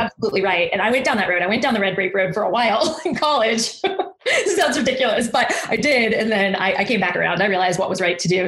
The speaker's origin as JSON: {"language": "English", "region": "Texas", "country": "United States", "also_born_or_lived": "Austin, Texas", "said": "I'm a Texan"}